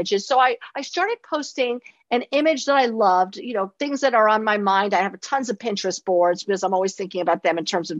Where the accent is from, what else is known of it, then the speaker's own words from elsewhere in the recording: New York City, New York, United States; also born or lived in East Hampton, New York; my childhood growing up in New York City